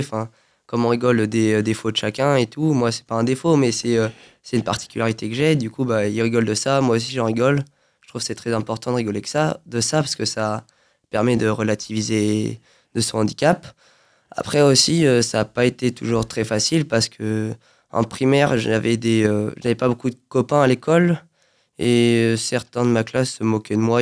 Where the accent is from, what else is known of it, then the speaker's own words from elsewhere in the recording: Saint-Germain-en-Laye, Île-de-France, France; now in Feucherolles, France; Région parisienne, oui. Je suis à Saint-Germain-en-Laye. D'accord. bah, du coup, depuis tout petit, bah, j'ai pas trop bougé.